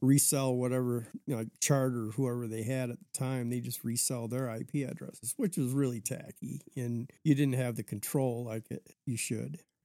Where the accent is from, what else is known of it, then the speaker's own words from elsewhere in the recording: Lansing, Michigan, United States; also born or lived in Alaska; I was born in Lansing, Michigan. 1959 and went straight to Alaska after